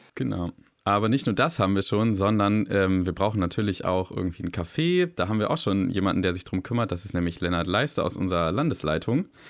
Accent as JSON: {"language": "German", "town": "Wolfsburg", "region": "Lower Saxony", "country": "Germany", "moved": "as an adult", "lives_now": "Hamburg, Germany", "said": "ich komme eigentlich aus dem Bezirk Paul Schneider aus Wolfsburg, aus dem Stamm MVM"}